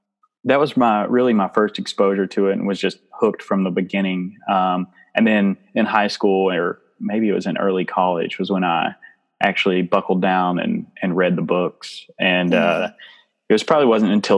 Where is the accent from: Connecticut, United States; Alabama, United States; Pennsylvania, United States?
Alabama, United States; now in Chicago, United States; I'm originally from Alabama, where I grew up with Elizabeth Ann's husband